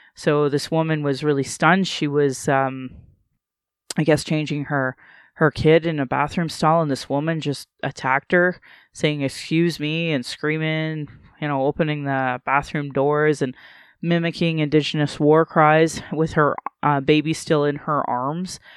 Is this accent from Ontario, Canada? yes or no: no; Calgary, Alberta, Canada; here in Calgary